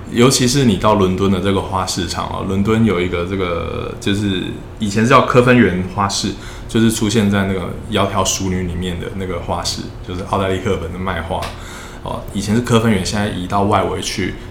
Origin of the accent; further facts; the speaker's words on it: Taiwan; moved away as an adult; now in London, United Kingdom; 在我们这个亚洲，或者是在台湾这个文化，我们担心说出来会发生什么事